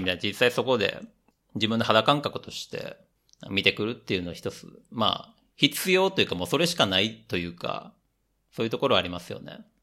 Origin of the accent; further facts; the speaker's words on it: Japan; moved away as an adult; also born or lived in Southeast Asia; now in Europe; 日本人として生まれた